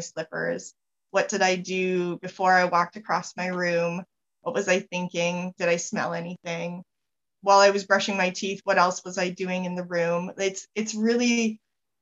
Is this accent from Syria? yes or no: no; Canada; I'm Canadian.